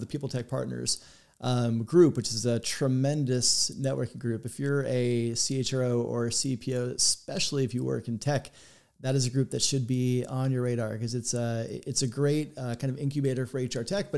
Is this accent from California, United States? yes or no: no; Florida, United States; I grew up in Florida